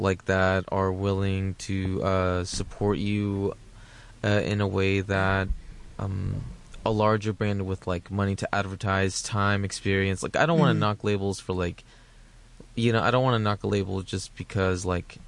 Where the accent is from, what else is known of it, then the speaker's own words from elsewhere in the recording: Houston, Texas, United States; also born or lived in Alief / Sugar Land; I'm from Southwest Houston. I don't know where, like near Sharpstown. I lived there till I was 18